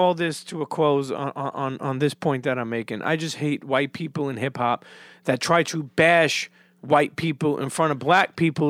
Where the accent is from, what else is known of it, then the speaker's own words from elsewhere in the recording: Coney Island, New York, United States; also born or lived in Bensonhurst; Well, keep in mind, too, I grew up in Coney Island till I was a teenager, then moved to Bensonhurst.